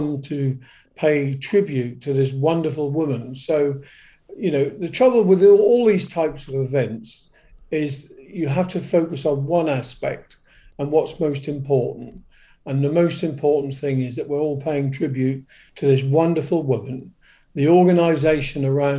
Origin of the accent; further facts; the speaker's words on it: Great Yarmouth, East of England, United Kingdom; Great Yarmouth, my hometown